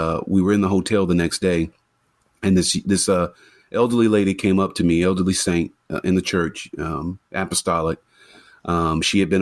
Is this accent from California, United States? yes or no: no; Florida, United States; also born or lived in North Carolina; now in Columbia, United States; I'm from Florida.